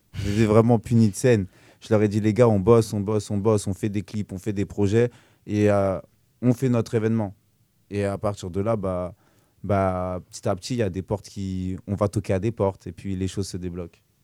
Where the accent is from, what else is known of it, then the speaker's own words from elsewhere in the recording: Évry, Île-de-France, France; moved away; de base, je suis originaire d'Evry, 91, et puis je me suis retrouvé dans la région